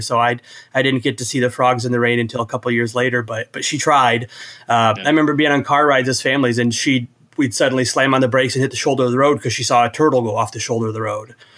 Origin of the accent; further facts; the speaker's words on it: Iowa, United States; I come from Iowa